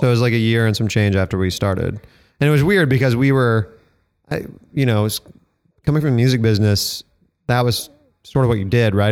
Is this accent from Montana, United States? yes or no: no; Denver, Colorado, United States; I grew up in Denver, Colorado